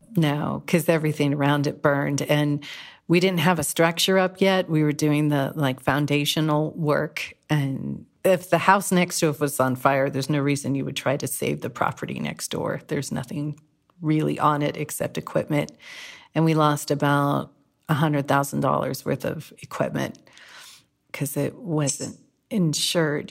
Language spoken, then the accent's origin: English; Whittier, California, United States; moved away as an adult; also born or lived in San Francisco, California; now in Greenville, United States; I'm from Whittier, California